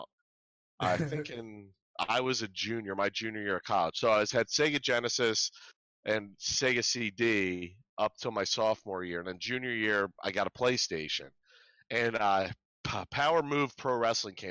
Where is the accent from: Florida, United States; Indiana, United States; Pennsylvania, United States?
Pennsylvania, United States; outside of Philadelphia; also born or lived in Michigan; I grew up outside of Philadelphia